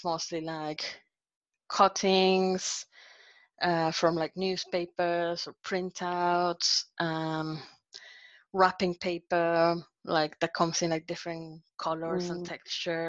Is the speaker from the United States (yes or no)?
no; Monterrey, Nuevo León, Mexico; from like uni in Monterrey, in my hometown.